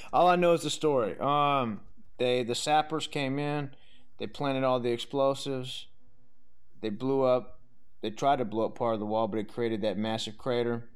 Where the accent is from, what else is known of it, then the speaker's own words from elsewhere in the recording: Southern Louisiana, United States; I'm from Southern Louisiana